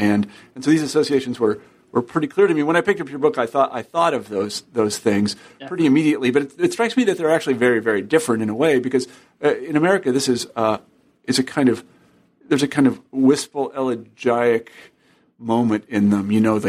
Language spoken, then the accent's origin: English; Alabama, United States; also born or lived in Kansas; I'm originally from Alabama, and then my family moved to Kansas.